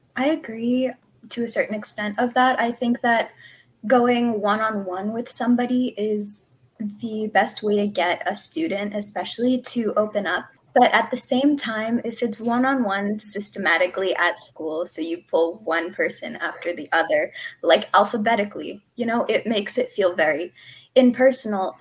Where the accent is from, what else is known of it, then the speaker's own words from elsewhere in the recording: Southern California, United States; I'm from Southern California